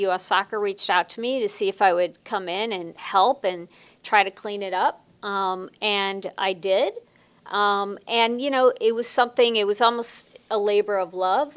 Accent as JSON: {"language": "English", "town": "Chicago", "region": "Illinois", "country": "United States", "tie": "born or raised there", "also_born_or_lived": "Los Angeles", "moved": "as an adult", "said": "I grew up in Chicago, not in Los Angeles"}